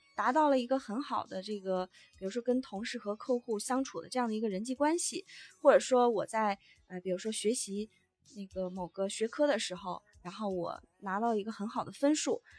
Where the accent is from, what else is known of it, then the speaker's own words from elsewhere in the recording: Northeast China, China; 我们东北人呢也非常，非常传统